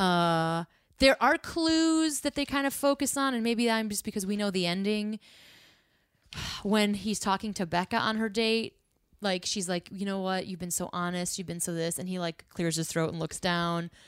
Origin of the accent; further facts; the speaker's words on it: Midwest, United States; I'm from the Midwest